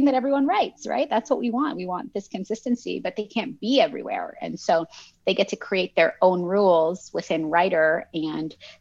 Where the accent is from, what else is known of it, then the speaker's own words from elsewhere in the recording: Canada; English is a second language; also born or lived in Lebanon; my family immigrated from Lebanon to Canada when I was in kindergarten.